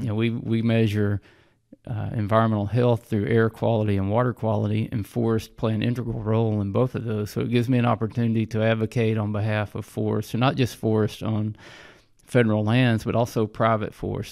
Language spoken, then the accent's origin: English; Hot Springs, Arkansas, United States; I grew up in Hot Springs, Arkansas, was born and raised